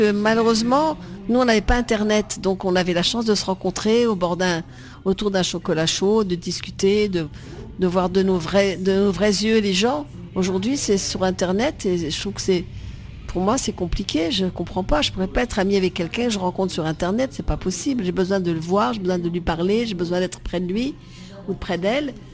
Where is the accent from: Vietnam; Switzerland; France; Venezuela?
Vietnam; moved away; ma vie avant Marie-Rose, c'est d'être en Indochine où je suis née, au Vietnam, et j'ai eu la chance d'être sur une plantation de caoutchouc.